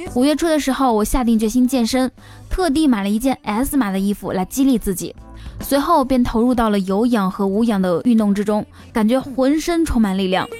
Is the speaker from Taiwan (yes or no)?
no; Northeast China, China; 还有很多说唱里常见的词汇，咱们东北人早就已经贯彻到日常生活中了。